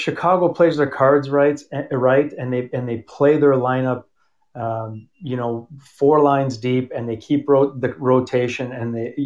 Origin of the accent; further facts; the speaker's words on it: Toronto, Ontario, Canada; also born or lived in Montreal; I'm from Toronto, and I was born in Montreal